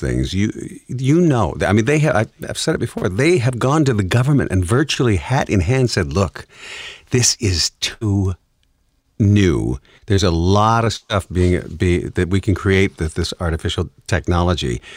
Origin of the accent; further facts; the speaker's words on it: Detroit, Michigan, United States; I'm from the Motor City